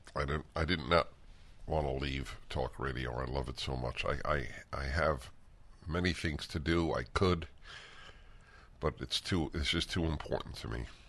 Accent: New York, United States; moved away; I come from New York

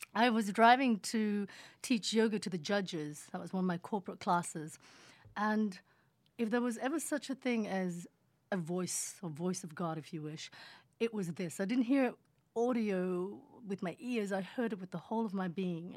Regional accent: Sydney, New South Wales, Australia; accent: Australian; English is a second language; moved away as an adult; also born or lived in Indonesia; now in Los Angeles, United States; my accent is Australian.

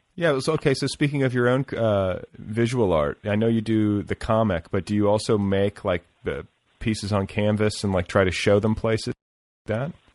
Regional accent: Milwaukee and Indiana, Midwest, United States; moved away; I grew up in Milwaukee and Indiana

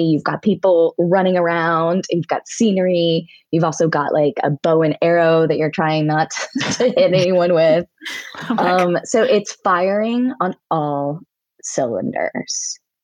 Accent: Altoona, Pennsylvania, United States; I grew up in Altoona, Pennsylvania.

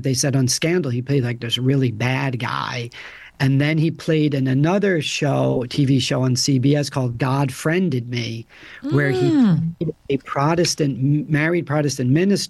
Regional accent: United States; also born or lived in Europe; I had lived in Europe for 12 years. You know, I grew up here right outside New York City.

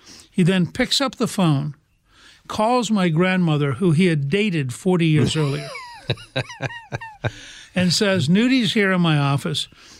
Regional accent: Harrisburg, Pennsylvania, United States; born there; I was born in Harrisburg.

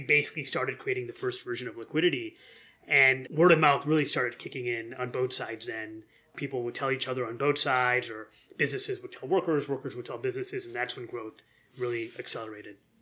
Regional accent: near Detroit, Michigan, United States; I grew up near Detroit.

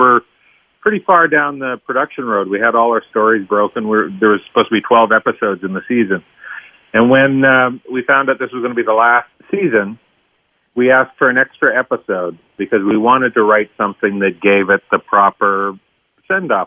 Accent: Tisdale, Saskatchewan, Canada; when I was growing up in Tisdale, Saskatchewan

